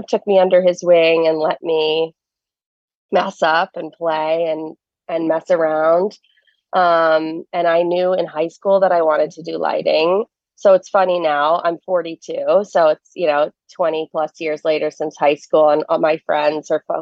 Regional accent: New Jersey, United States; now in New York City, United States; I grew up in New Jersey, right outside the city

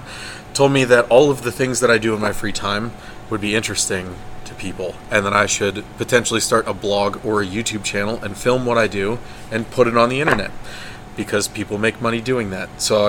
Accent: Chambersburg, Pennsylvania, United States; Chambersburg, Pennsylvania.

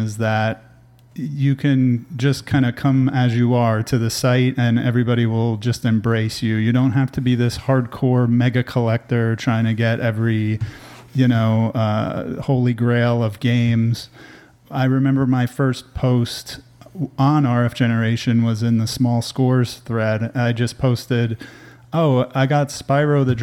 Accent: New Jersey, United States; moved away as an adult; now in Austin, United States; I'm originally from New Jersey, born and raised in New Jersey

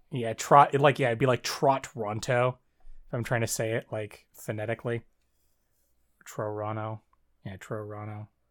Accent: near Toronto, Southern Ontario, Canada; I'm from Canada. Uh, I, I live in, I live in, I live in Ontario

